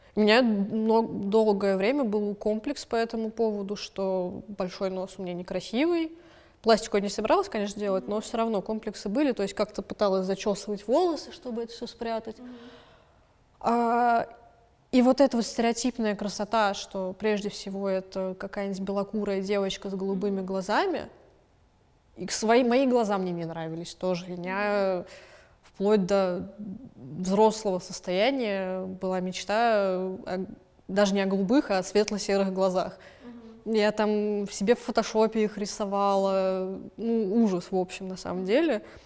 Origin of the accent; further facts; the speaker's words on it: Moscow, Russia; родилась я в Москве и выросла в Москве